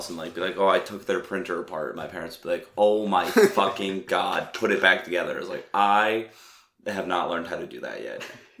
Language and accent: English; D.C., Maryland, United States; moved away as an adult; now in Philadelphia, United States; I grew up around D.C., like Maryland, right outside of D.C. Is where I hail from